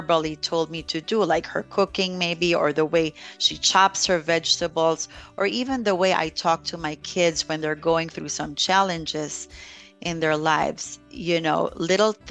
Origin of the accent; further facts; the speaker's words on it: Philippines; now in United States; growing up in the Philippines, we weren't too wealthy.